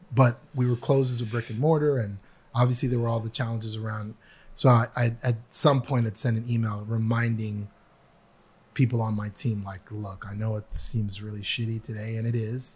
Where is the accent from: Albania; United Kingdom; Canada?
Canada; also born or lived in New York; now in United States; I was an international student because I am from Canada